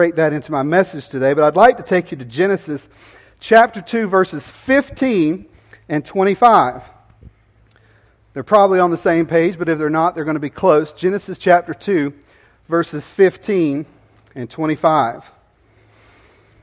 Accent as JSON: {"language": "English", "area": "Jackson County", "region": "Florida", "country": "United States", "tie": "born or raised there", "moved": "as an adult", "lives_now": "Virginia, United States", "said": "We're born and raised. I'm from Jackson County."}